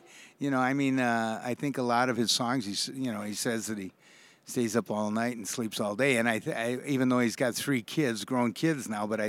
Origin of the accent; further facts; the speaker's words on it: White Bear Lake, Minnesota, United States; We're here in my hometown of White Bear Lake.